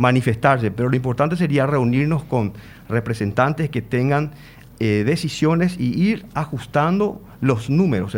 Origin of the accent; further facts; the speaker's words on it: Paraguay; como paraguayos